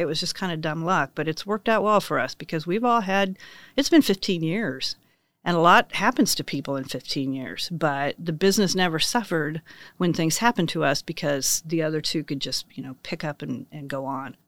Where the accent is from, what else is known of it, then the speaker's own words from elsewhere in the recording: Ingalls, Kansas, United States; now in Manhattan, United States; I grew up in Ingalls, Kansas, population two hundred eighty-five